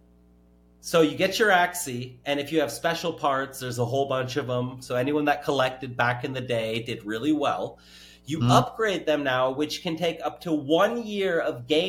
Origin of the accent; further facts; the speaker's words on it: California, United States; I'm from California.